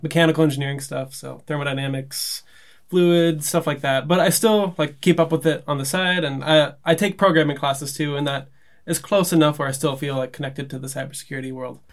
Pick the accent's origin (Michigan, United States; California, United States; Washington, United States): California, United States; Los Angeles; growing up in Los Angeles